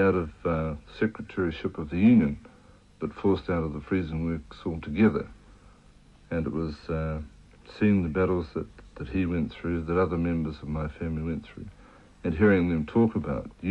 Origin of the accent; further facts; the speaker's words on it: Hastings, Hawke's Bay, New Zealand; I was brought up in Hastings, but all my family were freezing workers